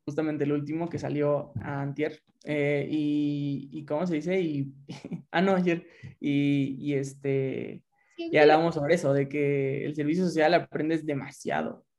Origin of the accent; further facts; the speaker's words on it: Lagos de Moreno, Jalisco, Mexico; soy de Lagos, de Moreno, Jalisco